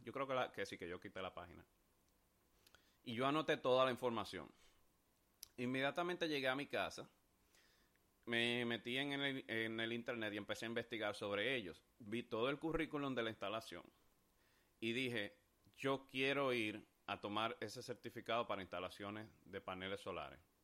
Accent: Dominican Republic; mi país, República Dominicana

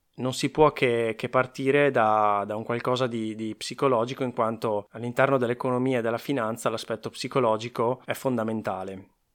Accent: Veneto, Italy; accent: Venetian; sono veneto

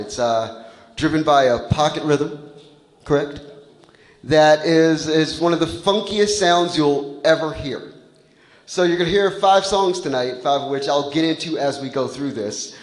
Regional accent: Washington, District of Columbia, United States; I grew up on Eastern Avenue, over by Deanwood

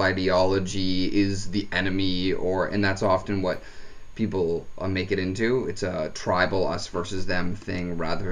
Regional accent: Stouffville, Ontario, Canada; also born or lived in Markham; I grew up in Stovall, and we had square dance competitions

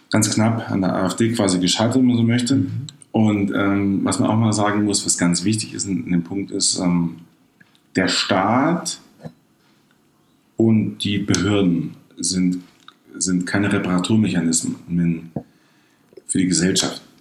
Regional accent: East Germany, Germany; was wir Deutsche, als Ostdeutsche wollen.

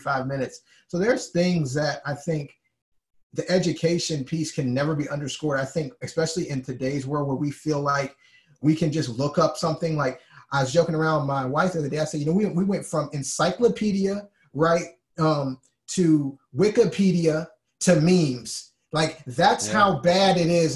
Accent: Alabama, United States; I'm from Alabama

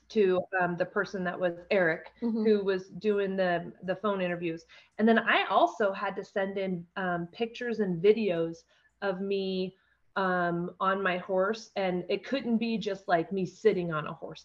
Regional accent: Condon, Oregon, United States; also born or lived in Grass Valley, Oregon; I grew up in Eastern Oregon, grew up in Condon, um, lived just outside of town of Grass Valley, Oregon, um, on a ranch.

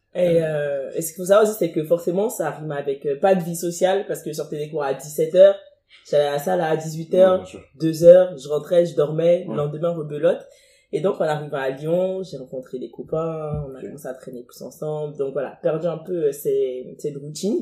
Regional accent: Cotonou, Littoral, Benin; moved away as an adult; now in France; je suis née à Cotonou, j'ai grandi à Cotonou, j'ai fait Cotonou 17 ans à, Cotonou au Bénin, je viens

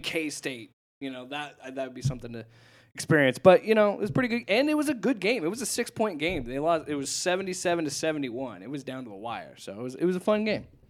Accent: Omaha, Nebraska, United States; Omaha, my, my home state, Omaha, Nebraska

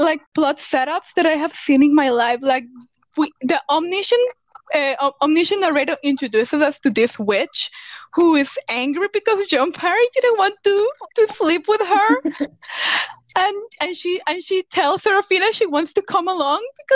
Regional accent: Costa Rica; first language Spanish; English is a second language; I also don't speak English as a first language. I'm from Costa Rica. I speak Spanish

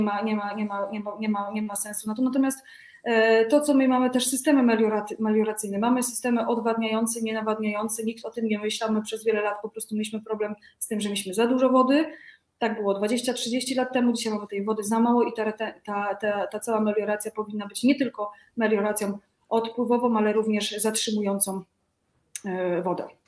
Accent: Greater Poland, Poland; Ja pochodzę z Wielkopolski

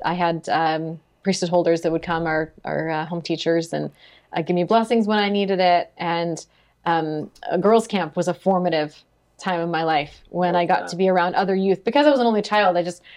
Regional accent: Sunnyvale, California, United States; moved away; I grew up in Sunnyvale, California

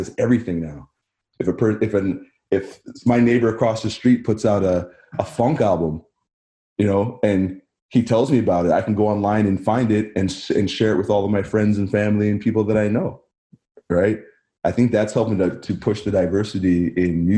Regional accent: Barrie, Ontario, Canada; also born or lived in Lindsay, Ontario / United States; I spent most of my life in Barrie. I grew up in Barrie

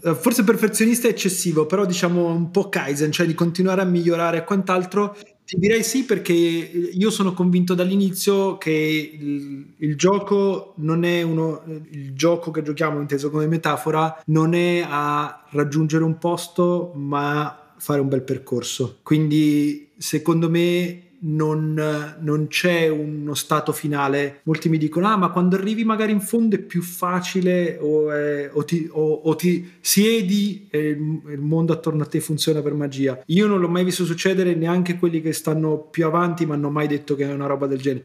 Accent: Italy; come italiani

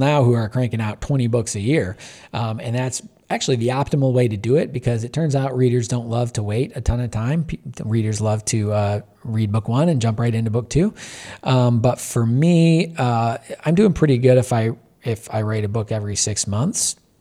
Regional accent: Michigan, United States; a kid growing up in Michigan in the eighties

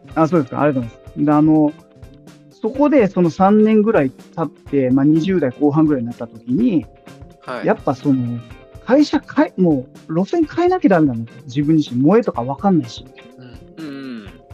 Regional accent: Numazu, Shizuoka, Japan; 僕はあの地元静岡県沼津市です

